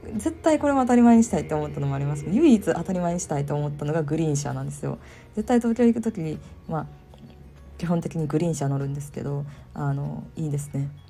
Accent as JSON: {"language": "Japanese", "region": "Kyoto", "country": "Japan", "tie": "born or raised there", "said": "ずっと京都で生まれ育った人間としては関西で生まれ育った人間としては"}